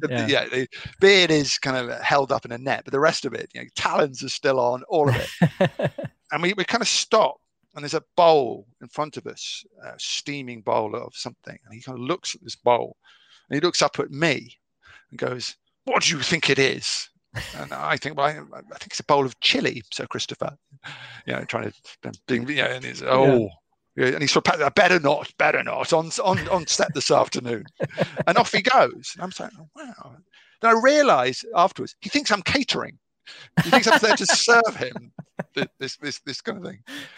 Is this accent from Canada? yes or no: no; United Kingdom; You know, I'm totally British.